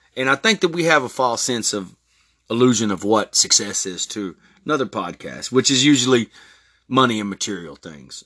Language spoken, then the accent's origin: English; Texas, United States; born or raised there; also born or lived in Newport Beach, California